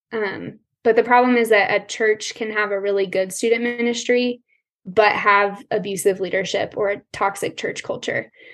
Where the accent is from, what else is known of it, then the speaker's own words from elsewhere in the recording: Colorado, United States; I was born and raised in Colorado. I'm still here